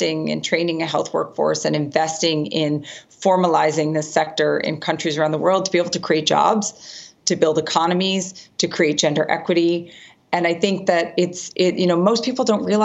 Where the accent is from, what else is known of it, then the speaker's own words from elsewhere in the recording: United States; my home country of the United States